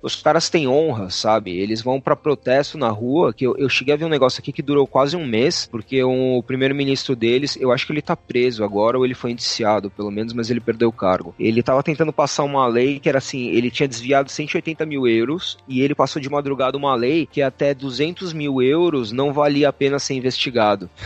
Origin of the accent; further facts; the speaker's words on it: Brazil; moved away as an adult; now in Romania; eu sou brasileiro